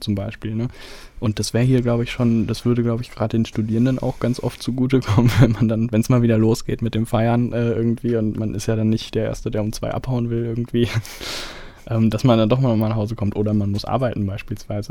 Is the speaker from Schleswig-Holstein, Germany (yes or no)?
no; Detmold, North Rhine-Westphalia, Germany; moved away; also born or lived in Bielefeld; ich komme ja selber ursprünglich aus Detmold